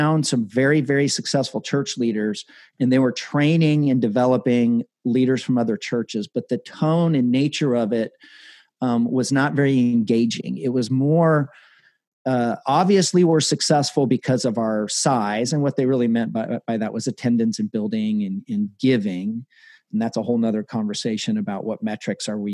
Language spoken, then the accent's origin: English; Colorado Springs, Colorado, United States; I grew up in Colorado Springs in your neck of the woods